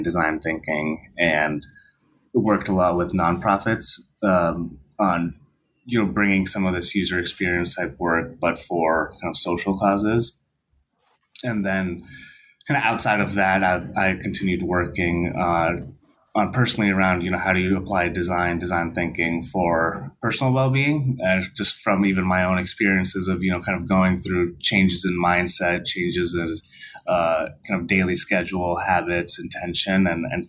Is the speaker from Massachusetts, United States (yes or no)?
yes; outside of Boston, Massachusetts, United States; I grew up outside of Boston, Massachusetts, very white suburban town